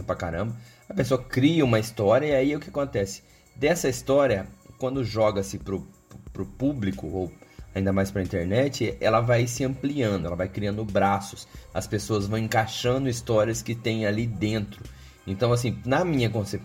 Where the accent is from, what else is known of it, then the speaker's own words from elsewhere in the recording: Cascavel, Paraná, Brazil; eu sou aqui de Cascavel